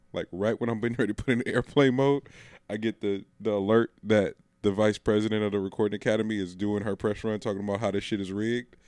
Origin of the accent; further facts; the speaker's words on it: the Bay Area, California, United States; we're from the Bay